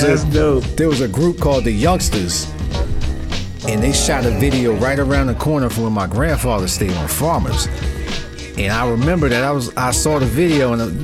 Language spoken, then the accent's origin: English; Brooklyn, New York, United States; You know, I'm from Brooklyn, but yeah